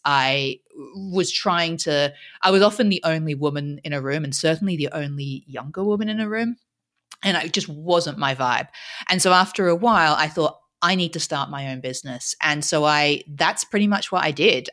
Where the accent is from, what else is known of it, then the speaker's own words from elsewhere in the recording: Australia; moved away; we're both Aussie originally, um, and so I grew up in Australia